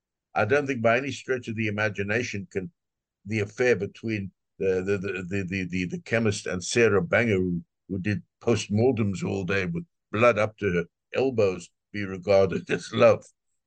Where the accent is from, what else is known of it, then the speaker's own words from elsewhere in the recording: South Africa; I'm from South Africa